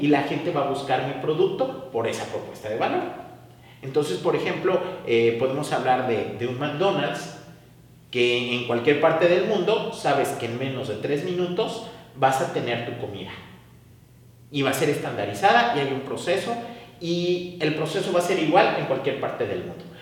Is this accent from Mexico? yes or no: yes; Xalapa, Veracruz, Mexico; soy originario de Jalapa, Veracruz